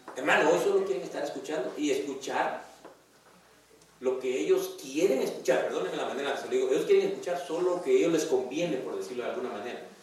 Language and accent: Spanish; Guatemala; moved away; en mi país, en Guatemala